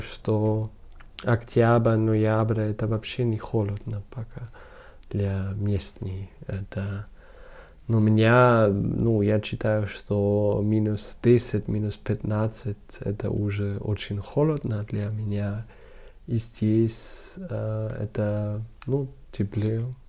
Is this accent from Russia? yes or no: no; Munich, Bavaria, Germany; Russian is a second language; А я э, из Мюнхена.